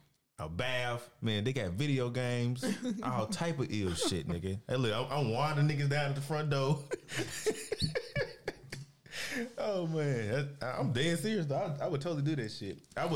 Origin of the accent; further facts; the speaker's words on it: the South, United States; And I'm from the South